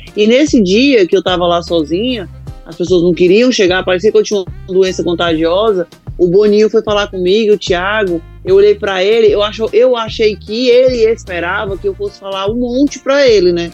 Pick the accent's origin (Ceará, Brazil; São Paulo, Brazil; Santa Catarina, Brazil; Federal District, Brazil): Ceará, Brazil; Icó; moved away; vim do interior do Ceará, de uma cidade que até o nome é pequeno, Icó